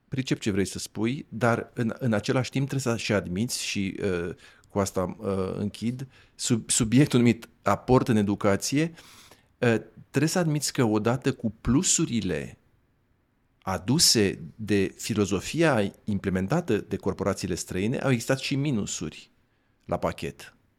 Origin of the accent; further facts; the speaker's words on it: Dorohoi, Botoșani County, Romania; eu sunt de la Dorohoa.